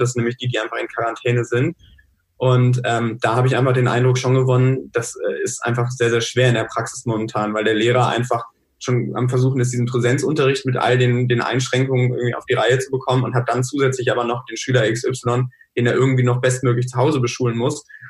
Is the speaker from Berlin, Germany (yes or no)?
no; North Rhine-Westphalia, Germany; ich komme jetzt aus NRW